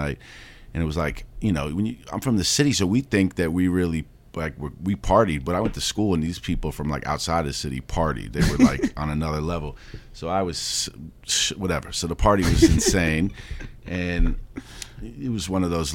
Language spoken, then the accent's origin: English; New York City, New York, United States; Growing up in the Upper West Side